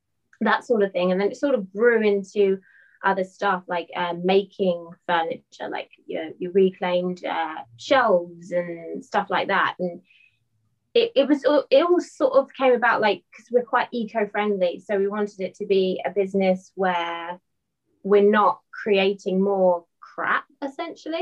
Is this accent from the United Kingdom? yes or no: yes; Norfolk, East of England, United Kingdom; I'm from a place called Norfolk, which is like on the coast